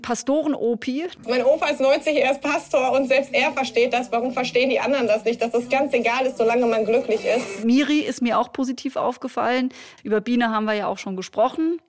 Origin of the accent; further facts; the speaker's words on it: Hildesheim, Lower Saxony, Germany; ich komme aus Hildesheim